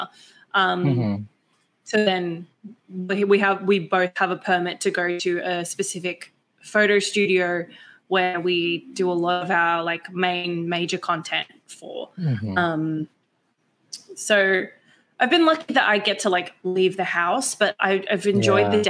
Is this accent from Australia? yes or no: yes; Australia; I'm 100% Australian